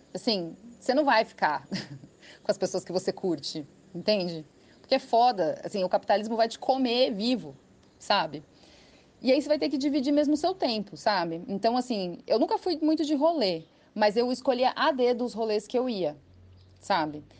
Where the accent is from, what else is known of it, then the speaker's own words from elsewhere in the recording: São Paulo, Brazil; moved away as an adult; now in São Carlos, Brazil; eu não sou daqui, né? Eu sou de São Paulo, eu me mudei para cá em 2007, quando eu entrei na Letras